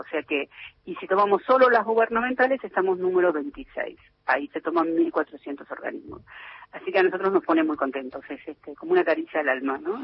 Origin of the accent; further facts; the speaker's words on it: Buenos Aires, Argentina; Yo soy de Capital.